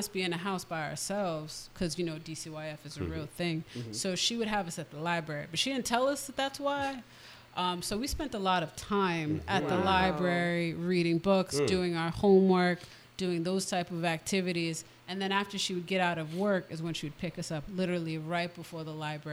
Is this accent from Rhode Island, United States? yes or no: yes; Providence, Rhode Island, United States; also born or lived in Brooklyn, New York; When my parents divorced, moved to Rhode Island. I went to Gilbert Stuart, graduated from Hope.